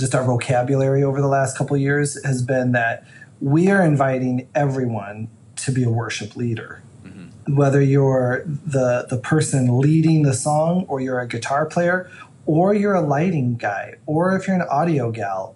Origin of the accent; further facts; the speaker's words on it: Illinois, United States; moved away; the little church I grew up in Illinois